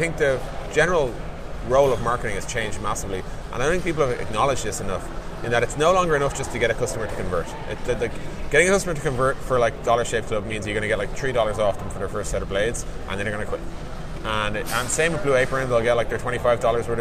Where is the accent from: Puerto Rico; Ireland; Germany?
Ireland; Dublin, Leinster; I'm from Dublin, Ireland